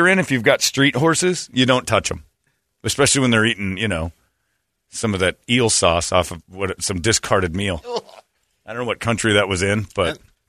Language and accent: English; Indiana, United States; I grew up in Indiana.